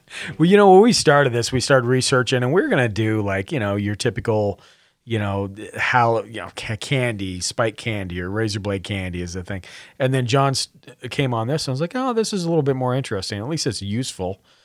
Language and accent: English; Montana, United States; I'm from Montana